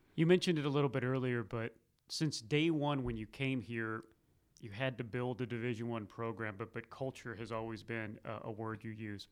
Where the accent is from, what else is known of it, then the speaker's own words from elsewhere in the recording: Missouri, United States; now in North Carolina, United States; growing up in Missouri and then being out here in North Carolina for, for twenty years